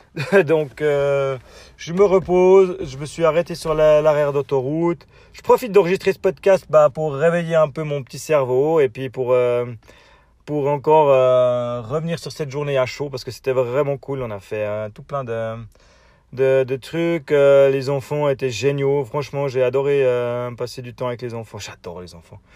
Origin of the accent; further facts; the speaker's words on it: Switzerland; accent: Swiss; mon accent suisse